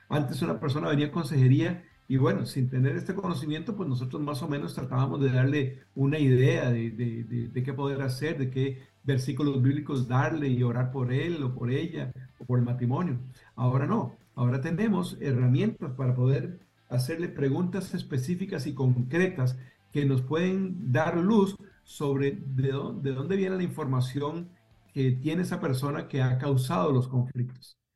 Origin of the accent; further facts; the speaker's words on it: Costa Rica; now in Pembroke Pines, United States; mi esposa, yo y nuestros hijos somos originarios de Costa Rica